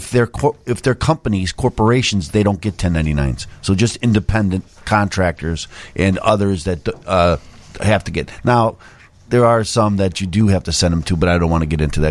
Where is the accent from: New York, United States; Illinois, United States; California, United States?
Illinois, United States; Chicago; born or raised there